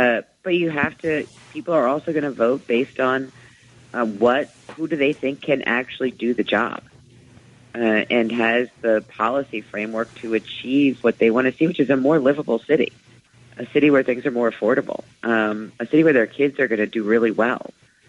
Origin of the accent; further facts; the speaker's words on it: New York, United States; we really need to have someone who's walked the walk as a New Yorker.